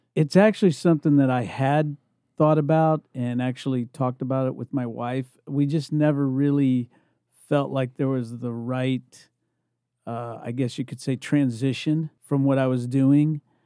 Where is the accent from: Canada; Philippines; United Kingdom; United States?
United States; Indiana; moved away as an adult; also born or lived in California; I'm originally from Indiana, but when I left to go to California